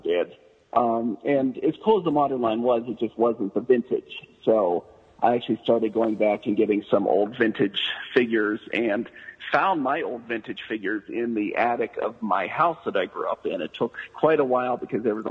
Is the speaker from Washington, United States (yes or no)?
no; western Pennsylvania, United States; moved away as an adult; also born or lived in Colorado; now in Denver, Colorado, United States; Grew up in western Pennsylvania and have lived out here in Colorado for about 10 years